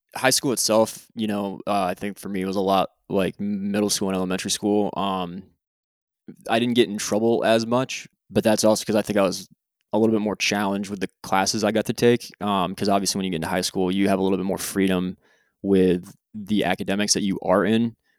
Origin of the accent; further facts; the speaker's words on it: Hartford, United States; moved away as an adult; also born or lived in Japan; now in Jacksonville, United States; I'm originally from the Heartland, Hartford area, and I currently live in Jacksonville, Florida